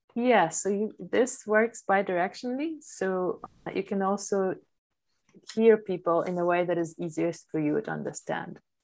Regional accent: Poland; first language Polish; English is a second language; moved away; I was raised as an immigrant child of Ukrainian immigrant mother in Poland

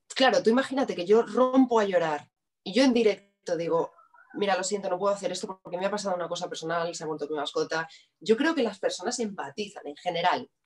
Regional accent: Madrid, Community of Madrid, Spain; Yo soy de Madrid.

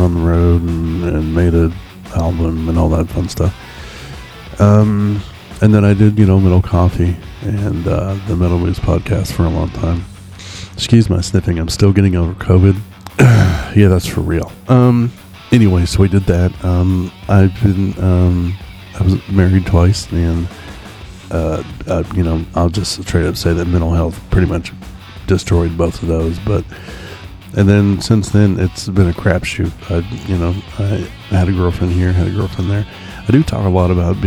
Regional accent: Oklahoma City, Oklahoma, United States; also born or lived in East Coast, United States; I live in Oklahoma City. I've lived here basically my whole life

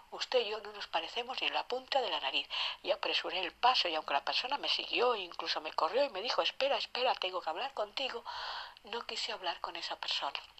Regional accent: Castile and León, Spain; Castilla León de estar con mi novio, pasando la mayor parte del día, pasé por el túnel de una ciudad, mi ciudad natal, de regreso a mi casa

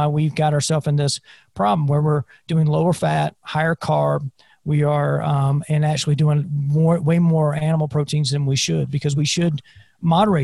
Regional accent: South Carolina, United States; I grew up in South Carolina

